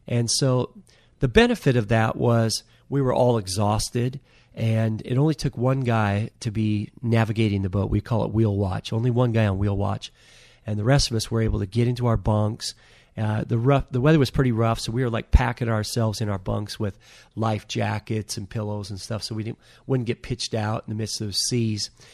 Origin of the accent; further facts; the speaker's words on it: Anacortes, Washington, United States; I was raised in Anacortes